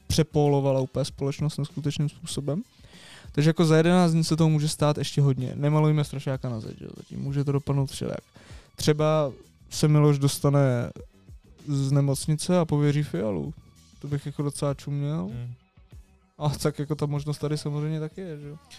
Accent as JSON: {"language": "Czech", "region": "Prague", "country": "Czechia", "said": "jsme z Prahy"}